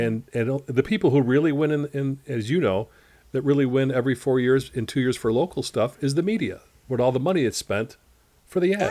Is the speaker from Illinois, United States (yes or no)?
yes; Chicago, Illinois, United States; growing up in Chicago